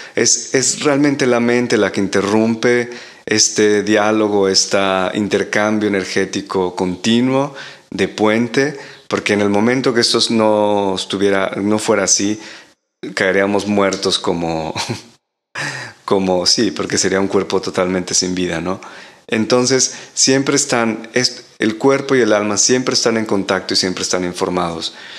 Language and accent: Spanish; Mexico; moved away as an adult; now in Europe; vivo en Europa desde hace casi 15 años y en algunos otros países también, eh, en Latinoamérica, porque ahí nací en México